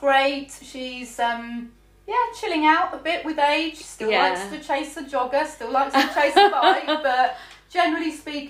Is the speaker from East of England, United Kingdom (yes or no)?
yes; St Albans, East of England, United Kingdom; born there; I was born in St Albans. As you said, in the city hospital when it had a maternity ward.